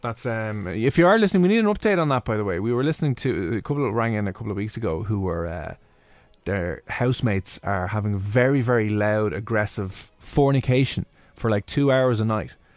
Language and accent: English; Dublin, Leinster, Ireland; I'm from Blanchardstown.